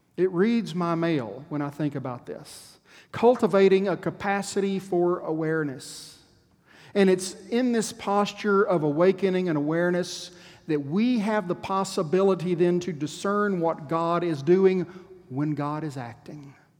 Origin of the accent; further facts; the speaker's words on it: Texas, United States; As a Texan